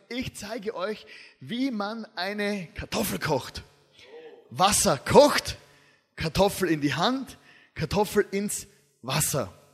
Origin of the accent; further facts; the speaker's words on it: Styria, Austria; Ich komme aus der Steiermark. Ja. Da redet man so.